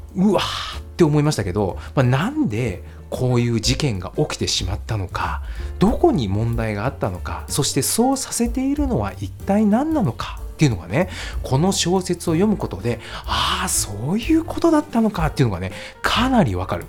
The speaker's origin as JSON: {"language": "Japanese", "town": "Nagoya", "region": "Aichi", "country": "Japan", "tie": "born or raised there", "said": "私の地元のね、名古屋"}